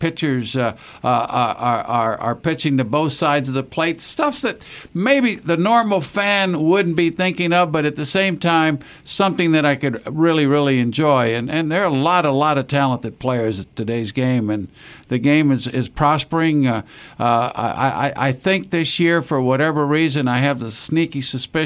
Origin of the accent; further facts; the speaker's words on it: Tampa, Florida, United States; Growing up in Tampa, Florida